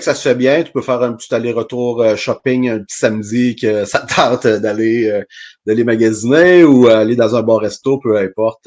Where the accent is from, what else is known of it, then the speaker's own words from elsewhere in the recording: Rimouski, Quebec, Canada; also born or lived in Western Canada; Originaire de Rimouski, j'ai resté là jusqu'à mes 20 ans environ.